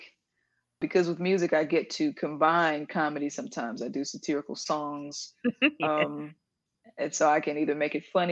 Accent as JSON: {"language": "English", "region": "Mississippi", "country": "United States", "said": "I'm from Mississippi"}